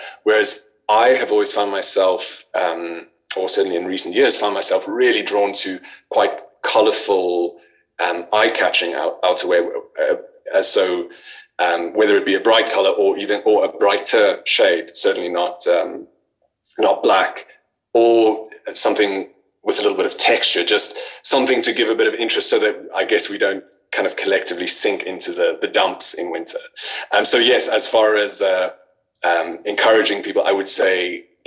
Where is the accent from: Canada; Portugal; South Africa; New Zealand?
South Africa; moved away as an adult; now in United Kingdom; I'm from South Africa originally, and I moved to the UK a few years ago